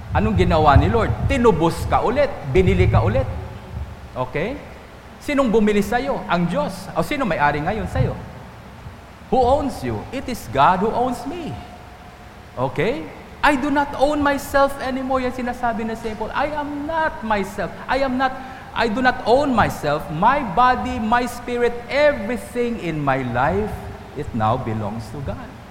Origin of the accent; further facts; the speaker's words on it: Antique, Western Visayas, Philippines; Doon sa amin sa Antique